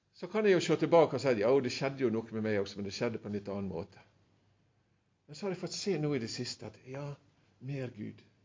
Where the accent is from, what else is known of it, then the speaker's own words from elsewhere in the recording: Sunnmøre, Møre og Romsdal, Norway; jeg er sunnmøring egentlig